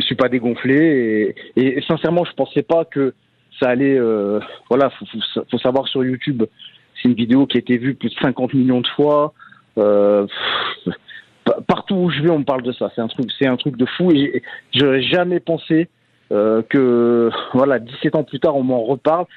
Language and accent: French; Valenciennes, Hauts-de-France, France; moved away as an adult; j'ai grandi à Valenciennes